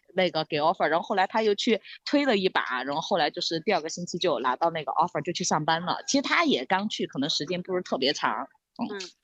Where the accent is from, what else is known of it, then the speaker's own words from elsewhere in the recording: Sichuan, China; 我们四川人叫打嗯。老壳